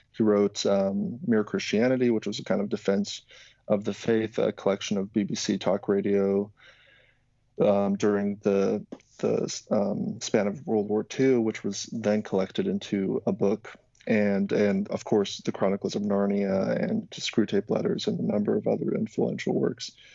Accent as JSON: {"language": "English", "country": "Slovakia", "said": "I'm from originally from Slovakia"}